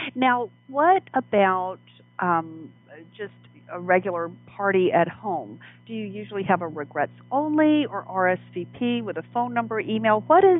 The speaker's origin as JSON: {"language": "English", "region": "the South", "country": "United States", "tie": "born or raised there", "said": "I grew up in the South, so it was very traditional."}